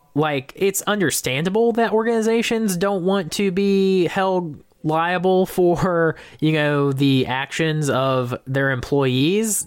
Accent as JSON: {"language": "English", "region": "Georgia", "country": "United States", "tie": "born or raised there", "said": "my hometown rep of Jason Spencer"}